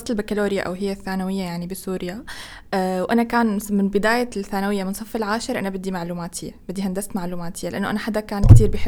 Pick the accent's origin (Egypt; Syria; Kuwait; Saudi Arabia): Egypt; نفس عندنا في مصر